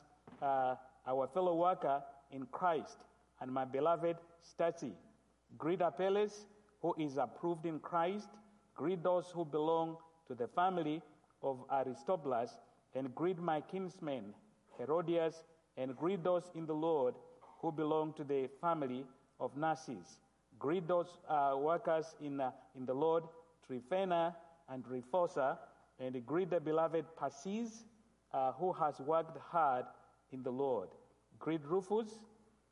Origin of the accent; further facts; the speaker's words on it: Kenya; I come from Kenya